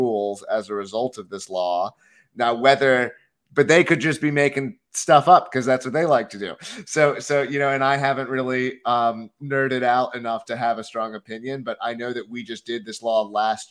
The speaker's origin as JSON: {"language": "English", "town": "Philadelphia", "region": "Pennsylvania", "country": "United States", "tie": "born or raised there", "moved": "yes", "lives_now": "New Hampshire, United States", "said": "I grew up in Philadelphia"}